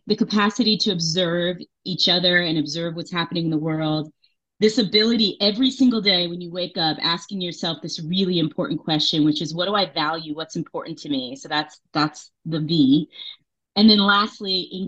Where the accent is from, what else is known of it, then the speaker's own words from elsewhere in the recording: Las Vegas, Nevada, United States; moved away as an adult; also born or lived in New York; I was born in New York, but I grew up in Las Vegas